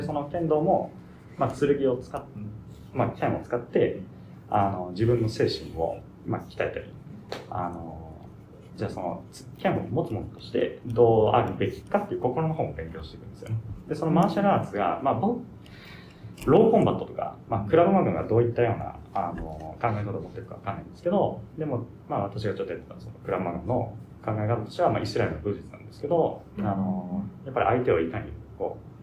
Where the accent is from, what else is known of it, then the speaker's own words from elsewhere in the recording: Japan; also born or lived in United States; 生まれは アメリカなんですけど、はい、でそこから5歳ぐらいまで日本にいてでそこからずっと日本に住みして、うん、もうほぼ日本人ですけど